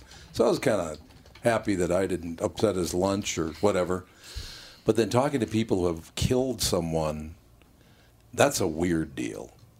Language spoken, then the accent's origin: English; Minneapolis, Minnesota, United States; growing up on Plymouth Avenue back in that era